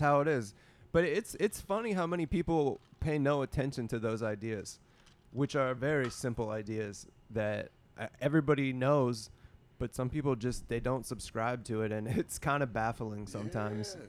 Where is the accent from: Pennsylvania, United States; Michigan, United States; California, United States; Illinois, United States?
Pennsylvania, United States; Pittsburgh; I'm from Pittsburgh